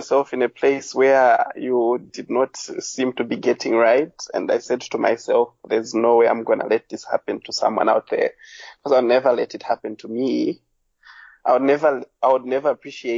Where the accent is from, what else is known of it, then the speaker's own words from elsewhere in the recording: Lusaka, Lusaka Province, Zambia; now in Botswana; I was born in Zambia, Lusaka, which is the capital town, born and bred